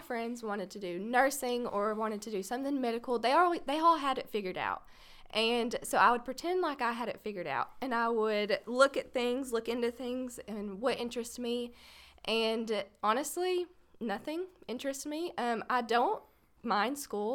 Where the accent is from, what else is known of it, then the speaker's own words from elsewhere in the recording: Paris, Texas, United States; born and raised in Paris, Texas